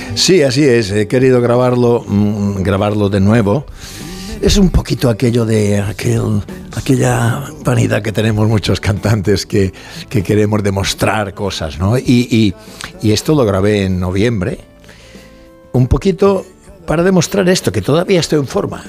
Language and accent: Spanish; Mallorca, Balearic Islands, Spain; accent: Mallorcan; soy de Mallorca